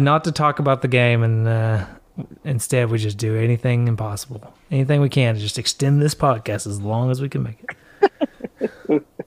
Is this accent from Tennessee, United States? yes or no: yes; Tennessee, United States; I am from Tennessee